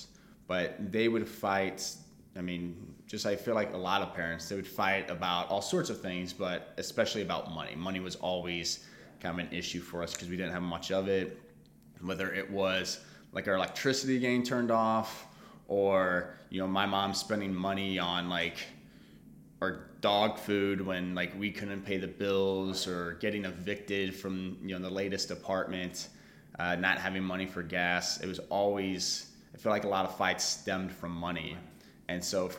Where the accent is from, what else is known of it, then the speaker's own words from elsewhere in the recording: St. Charles County, outside St. Louis, Missouri, United States; I grew up outside of St. Louis in St. Charles County